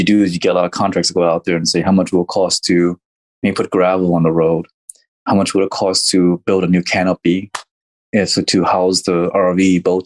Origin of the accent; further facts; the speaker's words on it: Texas, United States; West Texas, which is in my home state